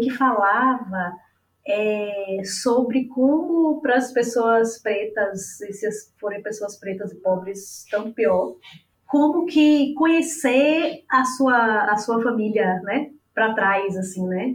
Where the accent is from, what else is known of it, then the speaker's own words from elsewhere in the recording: Bahia, Brazil; now in Salvador, Brazil; eu estou falando de Salvador, né? Eu sou baiana, santanapolitana